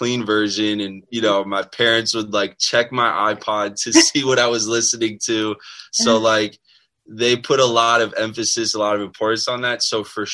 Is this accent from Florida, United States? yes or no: yes; South Florida, United States; also born or lived in Maryland; I was born in Maryland, but we moved to Florida sometime in like first grade, I think. So I live most of my life here in South Florida.